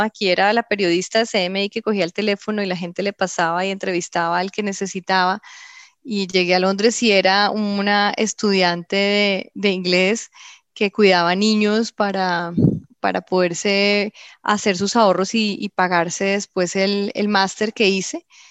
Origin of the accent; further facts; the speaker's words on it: Colombia; moved away as an adult; also born or lived in London, United Kingdom; cuando me fui de Colombia pensé que los colombianos estábamos todos locos